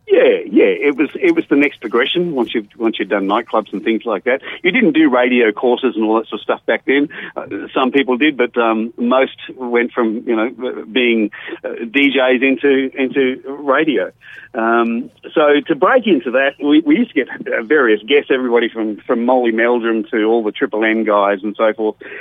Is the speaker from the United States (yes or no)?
no; Goodna, Queensland, Australia; also born or lived in Blackpool, England / Penrith, Australia; came to Australia and grew up in a place called Goodna